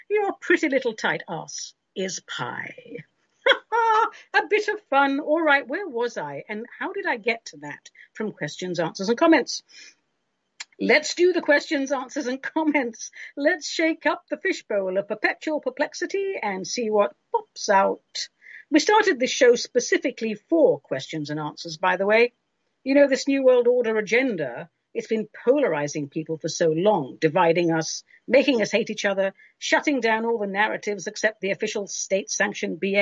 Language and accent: English; London, United Kingdom; now in United States; when I was growing up in London